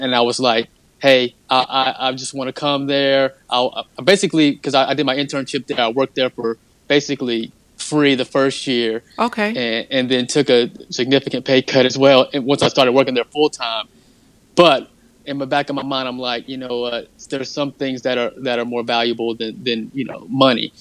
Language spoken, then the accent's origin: English; Sanford, North Carolina, United States; my hometown of Sanford, North Carolina